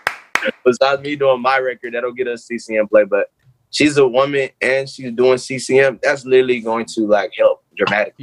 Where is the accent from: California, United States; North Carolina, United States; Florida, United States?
North Carolina, United States; Charlotte; born or raised there